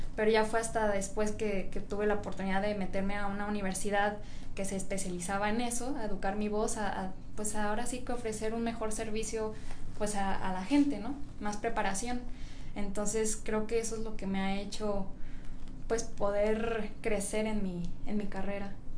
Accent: Puerto Vallarta, Jalisco, Mexico; also born or lived in Guadalajara; soy de aquí de Guadalajara, pero crecí en Puerto Vallarta

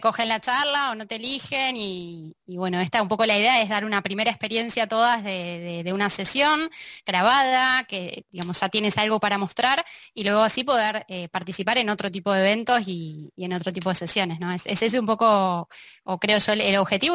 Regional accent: Argentina; moved away as an adult; now in Barcelona, Spain; Los argentinos ya podemos decir

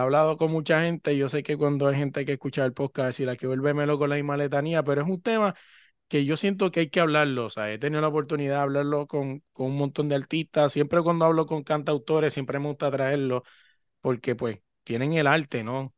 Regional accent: Puerto Rico; now in Virginia, United States; yo que vengo de Puerto Rico

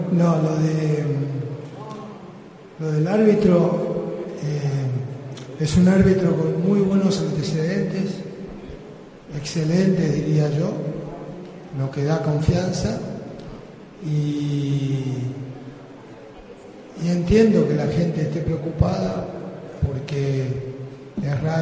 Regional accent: Colombia; Eh, yo soy de Colombia.

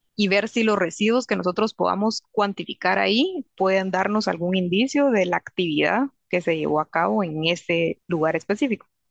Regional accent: Guatemala; moved away as an adult; now in England, United Kingdom; en Guatemala usamos azúcar de caña

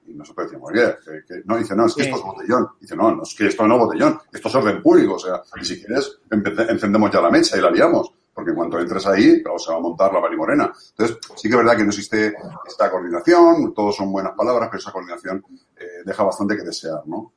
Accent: Valencia, Valencian Community, Spain; yo soy de Cabañán, a mí no me lo vas a contar. yo lo he vivido, durante toda mi vida

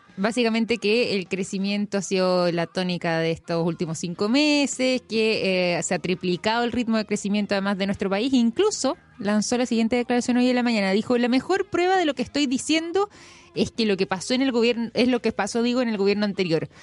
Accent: Chile; como chileno

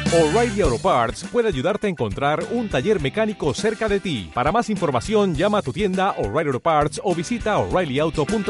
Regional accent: Venezuela; moved away as an adult; now in Mexico; Soy mitad venezolana y, mi patria natal y mi patria adoptiva porque tengo 25 años en México

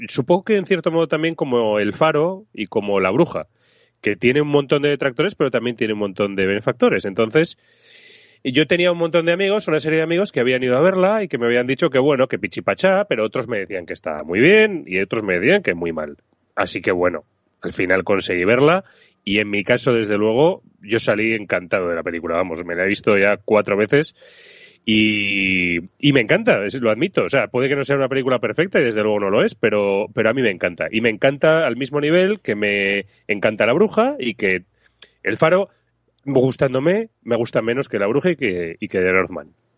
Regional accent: Zaragoza, Aragon, Spain; soy de Zaragoza

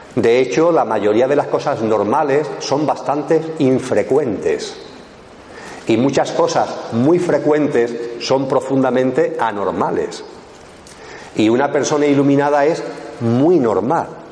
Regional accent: Eastern Andalusia, Spain; mi tierra, que es Andalucía, Andalucía Oriental

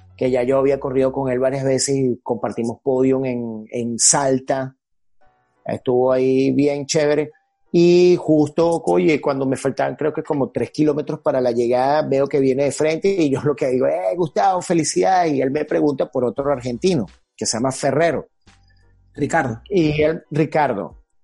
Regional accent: Venezuela; moved away as an adult; yo me quedo en mi país, bueno, yo amo mi país y estoy aquí

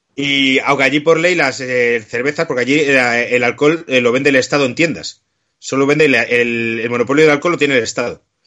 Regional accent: Spain; somos españoles

